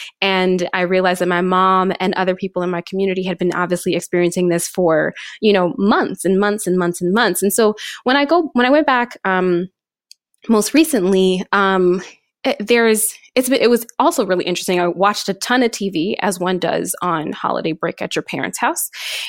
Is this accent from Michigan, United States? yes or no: yes; Flint, Michigan, United States; So I am born and raised in Flint, Michigan. My mom still lives in the house that I grew up in.